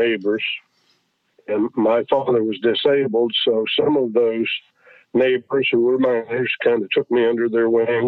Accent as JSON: {"language": "English", "town": "Ravencliff", "region": "West Virginia", "country": "United States", "tie": "born or raised there", "also_born_or_lived": "Glen Rogers, West Virginia", "said": "I grew up on the edge of a coal mining town called Glen Rogers, West Virginia, and I grew up in Ravencliff, West Virginia"}